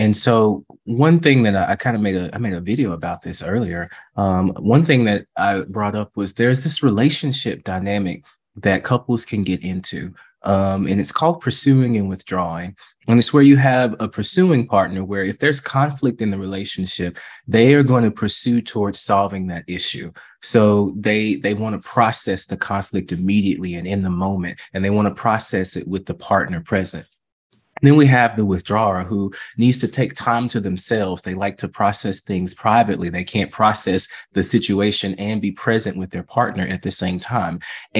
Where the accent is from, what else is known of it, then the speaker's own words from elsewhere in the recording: the South, United States; And I'm from the South. You know what that means. Bless your heart.